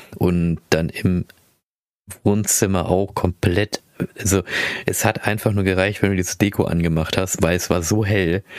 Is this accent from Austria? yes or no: no; Philippines; moved away; ich komme aus den Philippinen